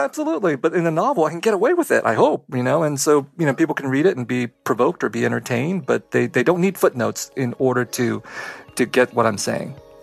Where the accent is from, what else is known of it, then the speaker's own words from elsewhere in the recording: Vietnam; moved away; I was born in Vietnam